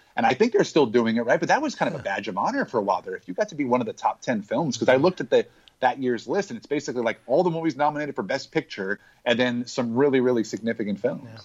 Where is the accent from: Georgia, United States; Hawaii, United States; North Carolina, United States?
Hawaii, United States; I grew up in Hawaii.